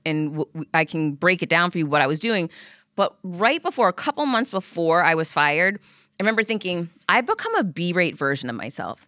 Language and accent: English; Worcester, Massachusetts, United States; I grew up in Worcester